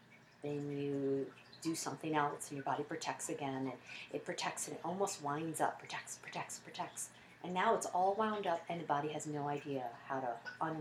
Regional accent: United States; we're all American

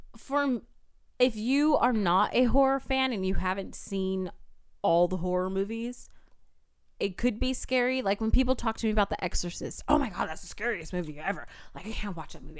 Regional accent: San Diego, California, United States; Growing up in San Diego, I grew up in I B

